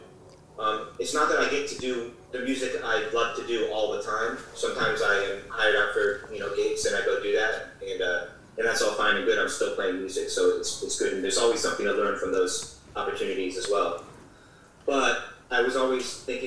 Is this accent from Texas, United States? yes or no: no; New York City, New York, United States; moved away as an adult; also born or lived in Boston / Buffalo / Hangzhou, China; now in Hilton Head, United States; I grew up in New York City